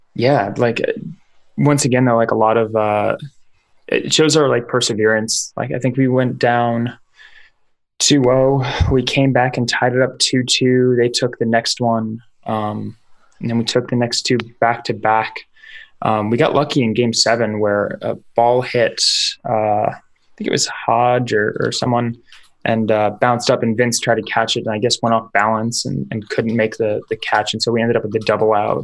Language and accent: English; New York, United States; now in Seattle, United States; I'm I'm from New York